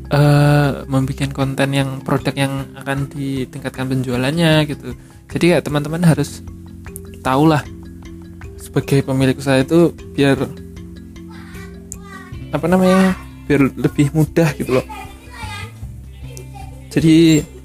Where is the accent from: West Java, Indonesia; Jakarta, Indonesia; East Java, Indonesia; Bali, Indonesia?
East Java, Indonesia; Tulungagung; jadi saya ikut komunitas instagram di kota saya di Tulungagung